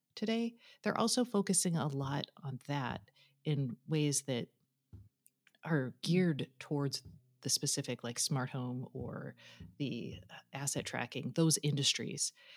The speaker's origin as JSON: {"language": "English", "town": "Austin", "region": "Texas", "country": "United States", "tie": "born or raised there", "said": "my, my hometown of Austin"}